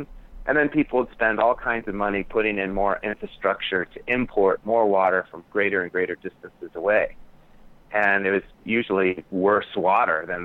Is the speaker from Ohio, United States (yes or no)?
no; Tucson, Arizona, United States; I grew up here in Tucson, Arizona, so a dry land community